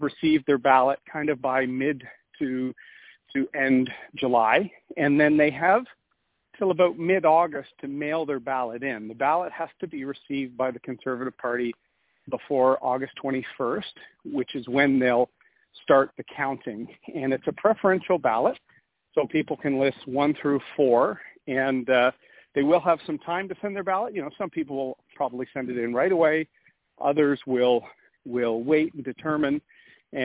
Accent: Oshawa, Ontario, Canada; also born or lived in Montreal, Quebec; I grew up in the Oshawa, Bowmanville area after that.

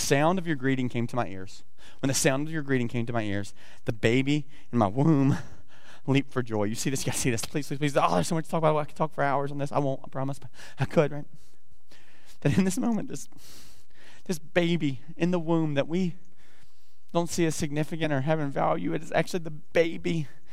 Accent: the South, United States; I almost said blessings, like I'm from the South, right?

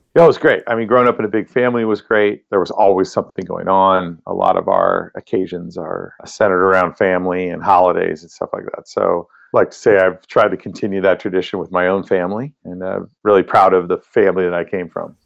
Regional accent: Monterey Bay area, central coast of California, United States; I grew up in the Monterey Bay area, which is in the central coast of California

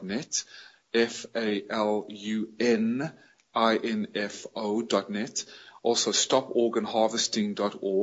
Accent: United States; moved away as an adult; also born or lived in South Africa / Atlanta, Georgia; now in Vietnam; I am an American citizen, born in South Africa, but raised in America.

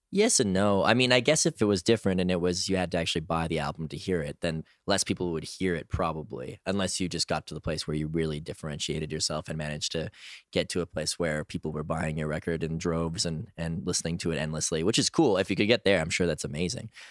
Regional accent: Edmonton, Alberta, Canada; also born or lived in Toronto, Ontario; now in Montreal, Canada

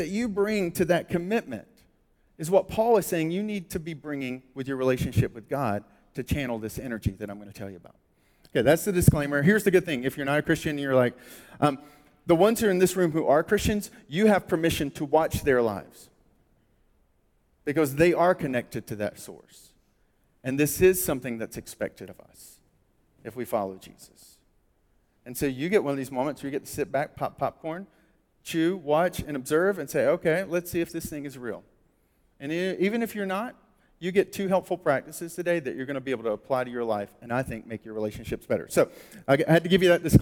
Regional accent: United States

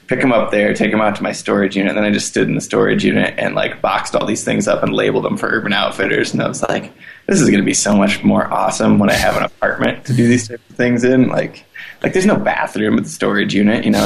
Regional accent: the Midwest, Iowa, United States; moved away as an adult; now in Denver, United States; I come from the Midwest, which is a pretty practical place to grow up

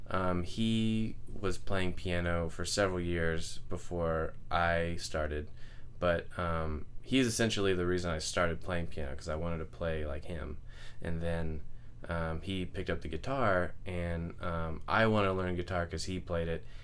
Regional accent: Okeechobee, Florida, United States; Okeechobee, Florida. Okeechobee.

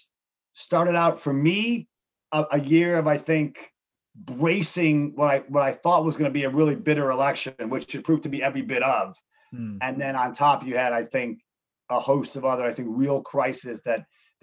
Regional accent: Chicago, Illinois, United States; also born or lived in Montreal, Canada; I grew up in Chicago, outside the city.

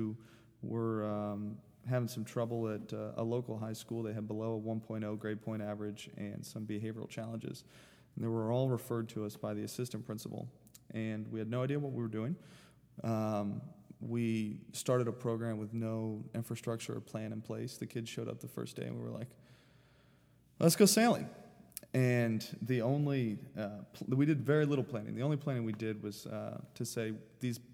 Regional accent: Sarasota, Florida, United States; now in St. Petersburg, United States; I grew up in Sarasota

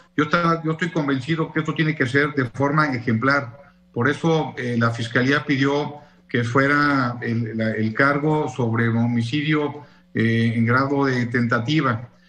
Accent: Querétaro, Mexico; cómo somos los queretanos

